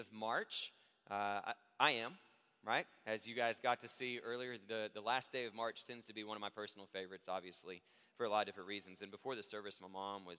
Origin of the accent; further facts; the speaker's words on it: Abilene, Texas, United States; moved away; my hometown. I'm from Abilene, Texas